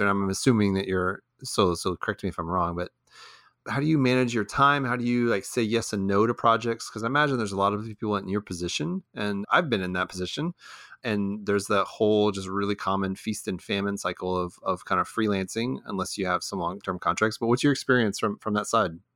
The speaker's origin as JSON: {"language": "English", "region": "Texas", "country": "United States", "tie": "born or raised there", "also_born_or_lived": "Houston / Dallas", "said": "I'm I'm from Texas, but I'd never really been to Austin. So I was a Houston and Dallas guy, you know, like well, not guy, I was a kid"}